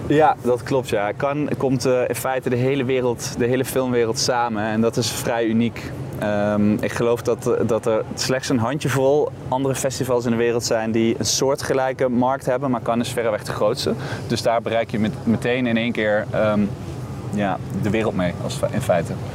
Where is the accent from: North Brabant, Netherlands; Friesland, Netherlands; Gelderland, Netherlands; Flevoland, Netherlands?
North Brabant, Netherlands; Boxmeer; ik kom uit Brabant. Maar ik kom uit een dorpje dat, dat heet Boksmeer.